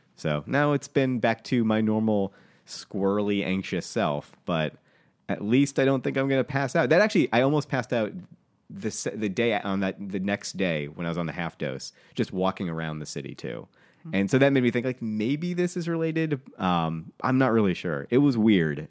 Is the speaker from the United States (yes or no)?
yes; New England, United States; I was raised in New England.